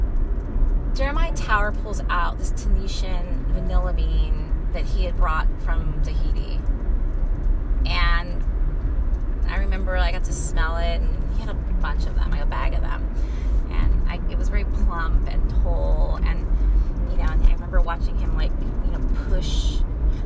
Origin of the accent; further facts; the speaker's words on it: Sunnyvale, California, United States; I grew up in Sunnyvale, California in the valley